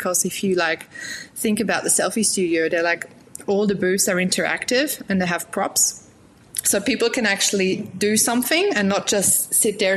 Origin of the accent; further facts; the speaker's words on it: Germany; now in Newcastle, Australia; originally I'm from Germany. I was born in Germany, raised in Germany.